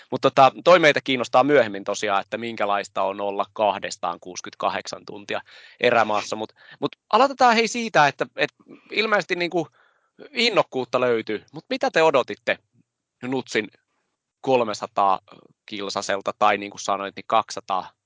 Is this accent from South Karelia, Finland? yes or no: yes; Lappeenranta, South Karelia, Finland; mä oon itse Lappeenrannasta, la, Lappeenrannasta kotoisin.